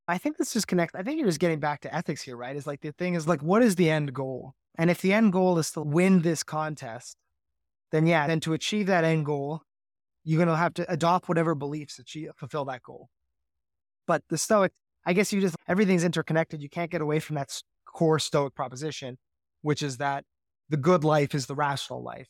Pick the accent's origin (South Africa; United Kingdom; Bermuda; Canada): Canada; I'm Canadian